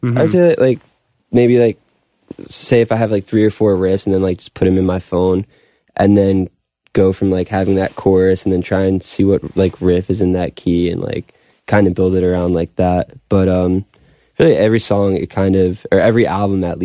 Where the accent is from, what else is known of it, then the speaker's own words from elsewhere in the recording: Long Beach, United States; moved away; also born or lived in Wilkes-Barre, Pennsylvania; I grew up in Long Beach.